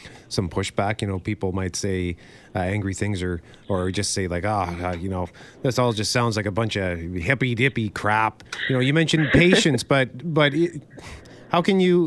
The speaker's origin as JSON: {"language": "English", "country": "Canada", "said": "being Canadian"}